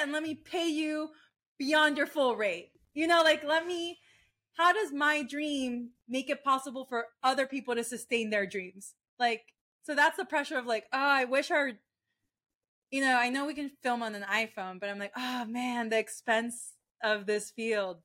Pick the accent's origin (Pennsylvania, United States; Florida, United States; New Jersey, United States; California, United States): Florida, United States; also born or lived in Maracay, Venezuela; I grew up in Florida